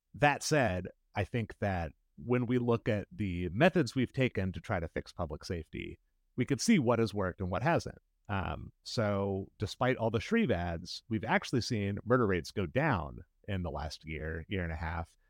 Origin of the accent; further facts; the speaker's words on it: Indianapolis, Indiana, United States; I grew up in Irvington, which is a neighborhood most people have heard of if they've heard of any Indianapolis neighborhoods